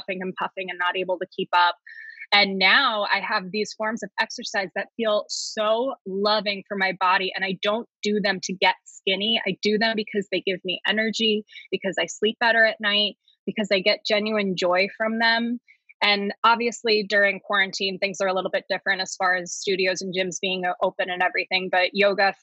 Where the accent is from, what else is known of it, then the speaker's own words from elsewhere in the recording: New Jersey, United States; moved away; I'm originally from New Jersey